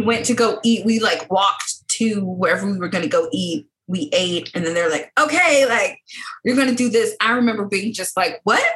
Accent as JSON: {"language": "English", "country": "United States", "said": "I'm from America."}